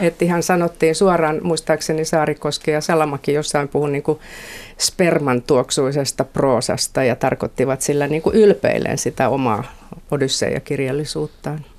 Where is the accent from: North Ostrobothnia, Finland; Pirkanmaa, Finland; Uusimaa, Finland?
Uusimaa, Finland; Helsinki; Kalliosta olen kotoisin